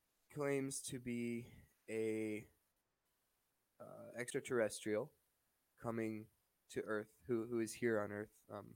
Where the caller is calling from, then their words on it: Ontario, Canada; I'm calling from Ontario, Canada.